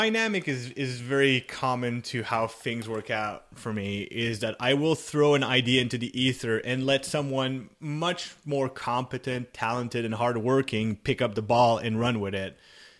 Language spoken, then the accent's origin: English; Canada; I'm Canadian.